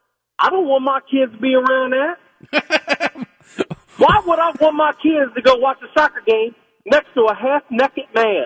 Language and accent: English; Erlanger, Kentucky, United States; I'm from Erlanger, man. I live off Garvey.